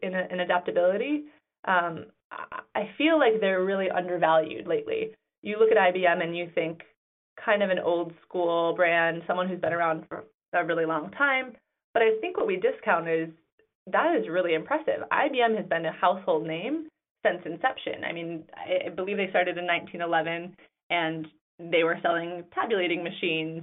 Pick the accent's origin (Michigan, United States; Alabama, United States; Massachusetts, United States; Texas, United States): Michigan, United States; Grand Rapids; now in New York, United States; I was born and raised in Grand Rapids, Michigan